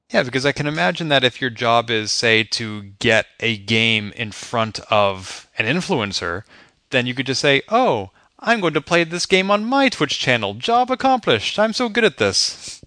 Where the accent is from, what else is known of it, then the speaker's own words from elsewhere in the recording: Boston, Massachusetts, United States; my hometown